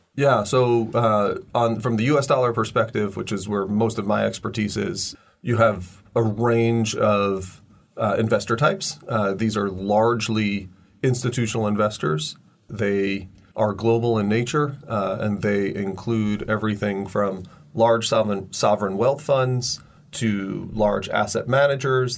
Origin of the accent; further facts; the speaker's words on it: United States; now in China; I'm now in my 25th year since first moving to China. And, you know, I'm, I'm an American